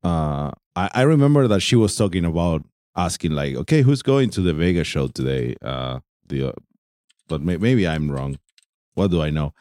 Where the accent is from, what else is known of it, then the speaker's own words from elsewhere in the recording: Argentina; I'm from Argentina.